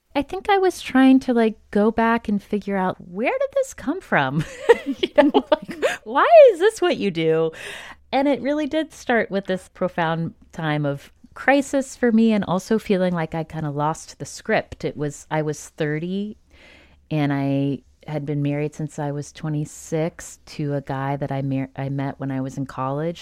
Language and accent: English; Nashville, Tennessee, United States; was born in nineteen eighty in Nashville, Tennessee, to two parents